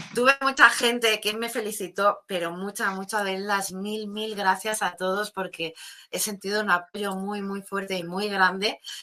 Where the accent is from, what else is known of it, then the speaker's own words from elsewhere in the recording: Catalonia, Spain; me sentía como como en plan de apoyar los de mi tierra, los de mi zona